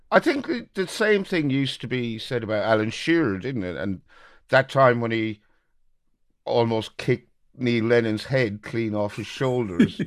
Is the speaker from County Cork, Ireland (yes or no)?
no; Birr, County Offaly, Ireland; a fella from my hometown of Borough